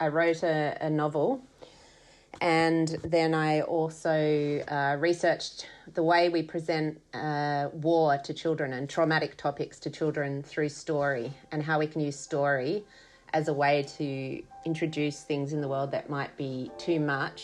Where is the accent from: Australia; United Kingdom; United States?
Australia; Sydney, New South Wales; moved away as an adult; also born or lived in Melbourne, Australia; now in Brisbane, Australia; I grew up in Sydney